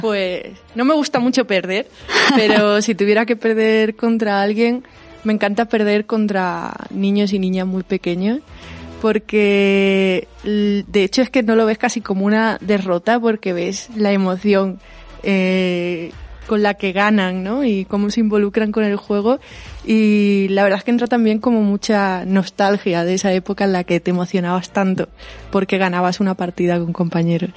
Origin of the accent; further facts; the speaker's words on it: Huelva, Andalusia, Spain; yo soy de Huelva